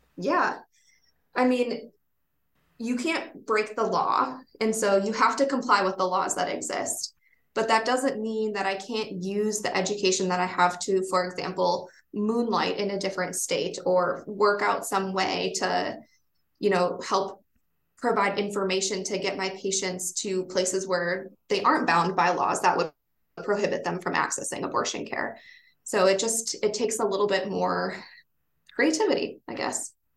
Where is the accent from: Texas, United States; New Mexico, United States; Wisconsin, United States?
Wisconsin, United States; now in Vermont, United States; I come from Wisconsin and all of my family is there